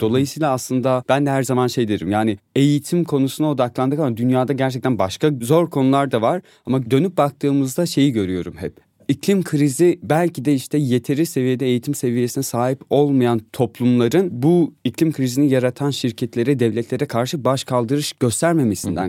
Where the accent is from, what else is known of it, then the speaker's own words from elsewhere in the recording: Van, Turkey; moved away as an adult; now in Istanbul, Turkey; Vanlıyım ben.